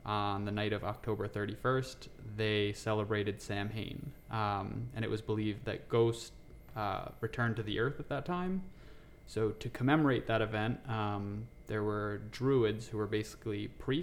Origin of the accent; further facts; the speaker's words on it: New York, United States; moved away as an adult; now in Texas, United States; I'm originally from New York. Moved down to Texas about 2 years ago